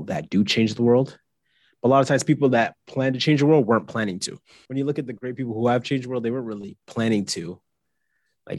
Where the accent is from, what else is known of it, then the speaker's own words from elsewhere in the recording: Canada; I am a Canadian. My mom is Trinidadian. My dad is Jamaican, but I'm Canadian to the bone